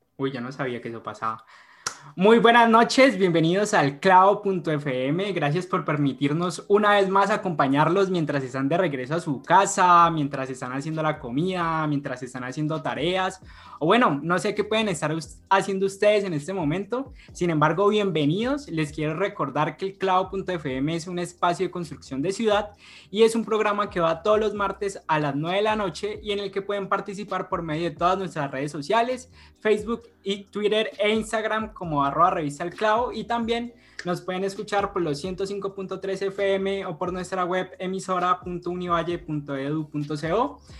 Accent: Colombia; como colombianos

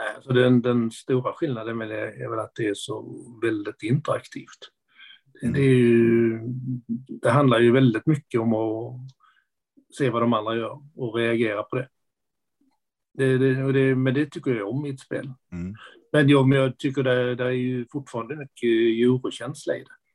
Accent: Skåne, Sweden; accent: Skånska; also born or lived in Lund / Enköping; jag pratar skånska. Ja. Det, det, skånska pratar jag nog för att jag bor i Lund. Jag har bott i Skåne i princip hela mitt liv

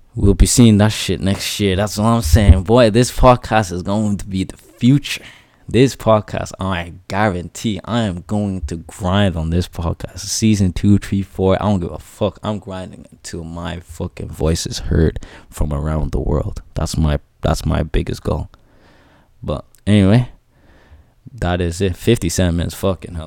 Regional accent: Ireland; But I'm Irish too. I'm born here. I'm raised here. I'm Irish

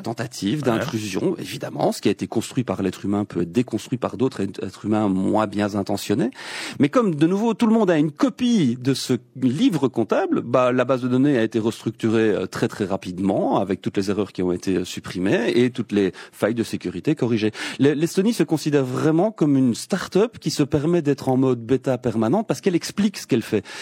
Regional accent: Belgium

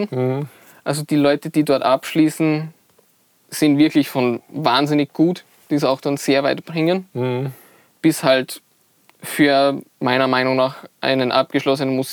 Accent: Styria, Austria; Ähm, ich komme eigentlich aus der Steiermark, mhm. also so südöstlicher Teil ja. von Österreich.

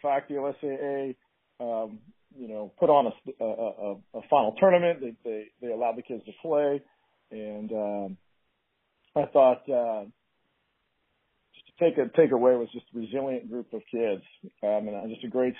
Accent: Beaverton, Oregon, United States; So I grew up in Beaverton, born and raised.

